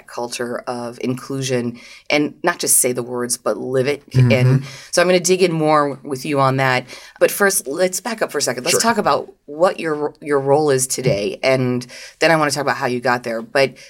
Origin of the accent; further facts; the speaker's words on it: France; I am French